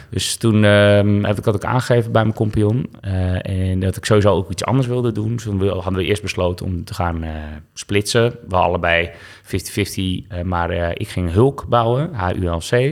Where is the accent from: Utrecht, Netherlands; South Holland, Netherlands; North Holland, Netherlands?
North Holland, Netherlands; Westzaan; moved away as an adult; also born or lived in Zaandam; now in Amsterdam, Netherlands; ik ben geboren in Westzaan, in de Zaanstreek dus. En dat ligt naast Zaandam. Uh, goede jeugd gehad